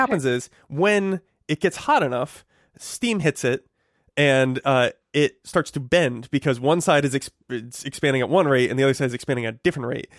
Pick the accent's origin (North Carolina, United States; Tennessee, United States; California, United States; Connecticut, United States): Connecticut, United States; moved away; where I grew up in Connecticut